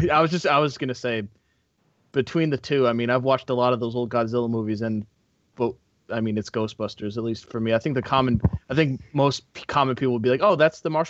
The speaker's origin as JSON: {"language": "English", "country": "United States", "said": "because we're all American"}